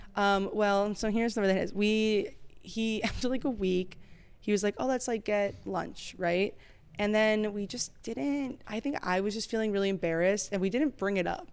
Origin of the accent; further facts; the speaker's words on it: suburbs of Chicago, Illinois, United States; I'm from like the suburbs, like oh, yeah, of Chicago